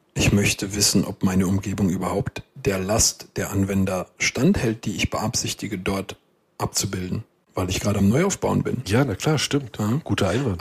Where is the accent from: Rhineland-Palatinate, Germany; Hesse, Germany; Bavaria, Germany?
Rhineland-Palatinate, Germany; Westerwald; was gibst du, was hast du, sagt man bei uns im Westerwald.